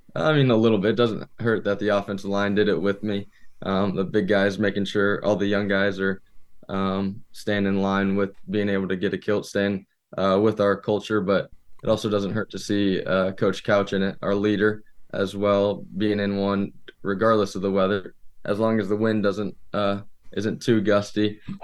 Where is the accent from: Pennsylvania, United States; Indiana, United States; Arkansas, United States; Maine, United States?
Indiana, United States; moved away as an adult; now in Alma, United States; I'm from Indiana, all my family comes up